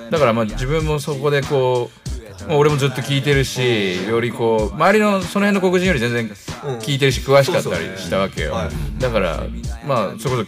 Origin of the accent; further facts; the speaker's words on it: Tokyo, Japan; それがあの俺は東京から来た日本人が、はい、まあ、フィラデルフィアにいても、うん